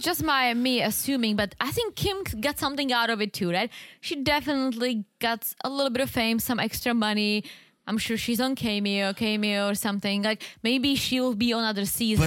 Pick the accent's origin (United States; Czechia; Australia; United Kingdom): Czechia; moved away; There was this one store in the Czech Republic in my hometown selling all kinds of teas